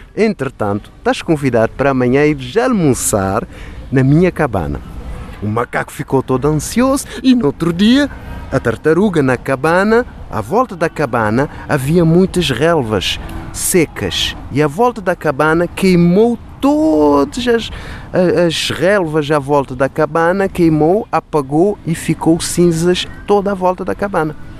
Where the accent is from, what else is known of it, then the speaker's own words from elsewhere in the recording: Cape Verde; Em Cabo Verde, como sabem, temos um prato tradicional que chama-se cachupa